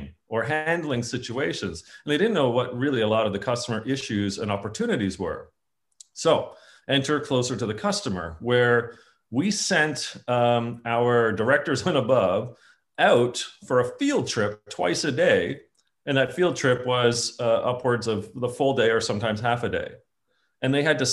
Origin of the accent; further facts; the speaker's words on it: Canada; being a Canadian, I think it's on my passport